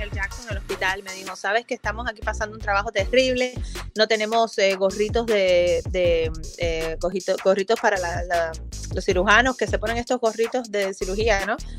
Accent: Cuba; now in Fort Lauderdale, United States; a mí como diseñadora cubana

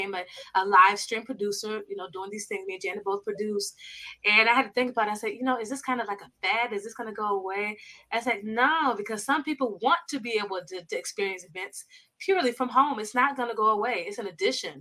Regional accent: South Florida, United States; I grew up in South Florida

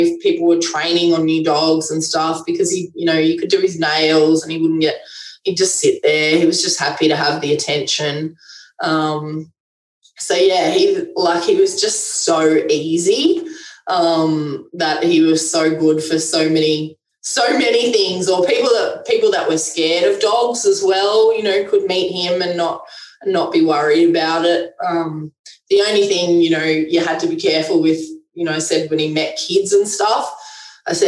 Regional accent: Canberra, Australian Capital Territory, Australia; where I live in Canberra, I was brought up in Western Creek, which is a little area

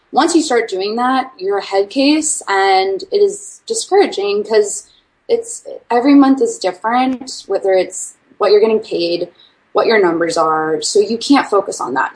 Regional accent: Washington, District of Columbia, United States; moved away as an adult; also born or lived in Arkansas; am originally from Washington D.C. area

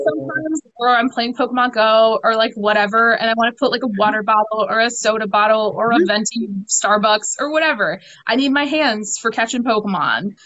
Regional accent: Detroit, Michigan, United States; here in Detroit, uh, which is where I'm actually from originally

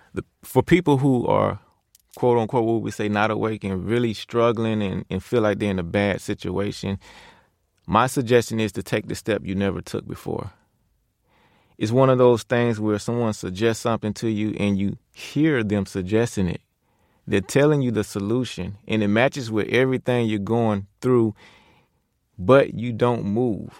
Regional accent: Pensacola, Florida, United States; moved away; also born or lived in Georgia; Born and raised in Pensacola, Florida, I moved to Georgia in 2002.

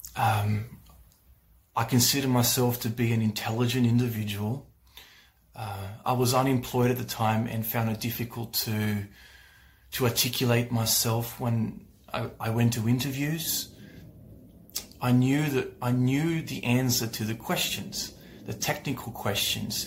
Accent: Australia; I'm from Australia

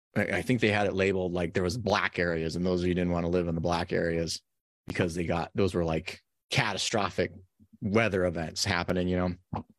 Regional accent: Nevada, United States; moved away; also born or lived in San Diego; I grew up in Nevada

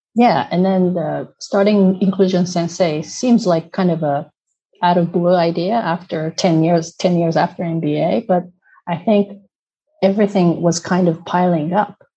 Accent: Tokyo, Japan; first language Japanese; English is a second language; moved away as an adult; now in Netherlands; originally from Tokyo. Um, I'm half Korean, half Japanese. I have a Korean name

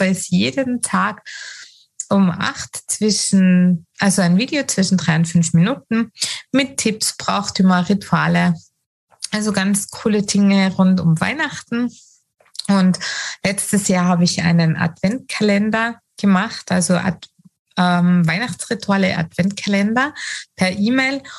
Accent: Tyrol, Austria; bei uns in Tirol, Österreich

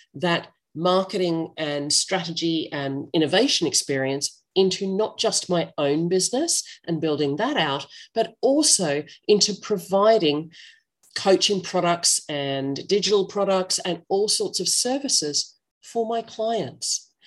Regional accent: Australia; accent: Australian English; I'm not American, I'm Australian English

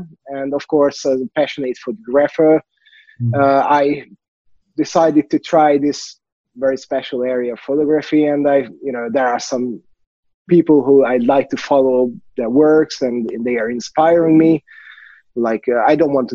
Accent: Hungary; from Hungary

